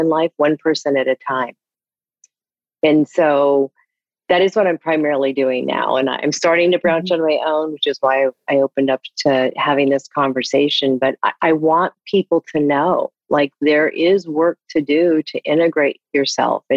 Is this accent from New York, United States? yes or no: yes; Ithaca, New York, United States; also born or lived in Indiana; now in California, United States; I grew up in upstate New York. I was born in Indiana.